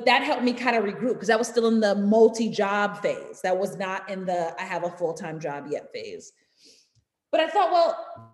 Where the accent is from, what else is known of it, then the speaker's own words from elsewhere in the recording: New York City, New York, United States; I'm from Harlem